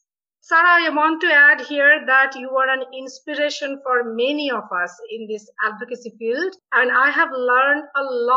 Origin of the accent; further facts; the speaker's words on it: India; moved away; I came from India